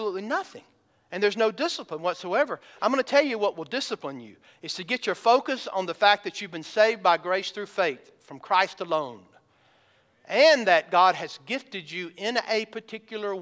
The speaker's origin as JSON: {"language": "English", "region": "the South", "country": "United States", "tie": "born or raised there", "said": "I grew up in the South."}